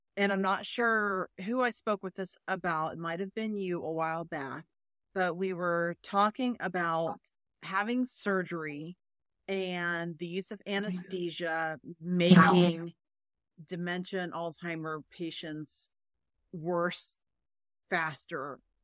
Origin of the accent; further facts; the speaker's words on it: Florida, United States; now in Dayton, United States; I was born here. I grew up in Florida and I moved back.